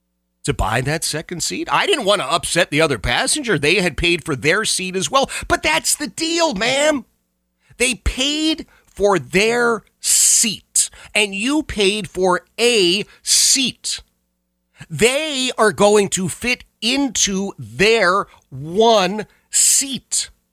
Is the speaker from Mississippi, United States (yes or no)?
no; Philadelphia, Pennsylvania, United States; I hate cold. I hate snow. I hate ice. Hate it with passion. I grew up in Philadelphia where it snowed every winter. It was a guarantee, and I never liked it.